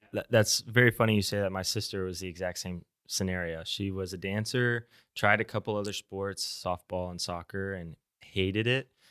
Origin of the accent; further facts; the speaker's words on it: Tulsa, Oklahoma, United States; I'm from Tulsa